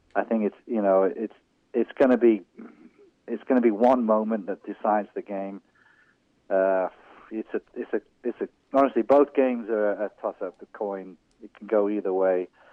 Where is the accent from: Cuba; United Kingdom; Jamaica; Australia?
United Kingdom; England; moved away; also born or lived in Wales; I was born in England to an Irish family